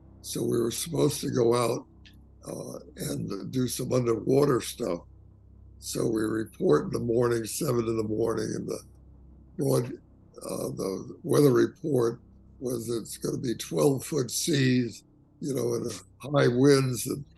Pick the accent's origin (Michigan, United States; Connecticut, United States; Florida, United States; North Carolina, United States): Florida, United States; Miami; I'd lived in the Everglades because I was from Miami.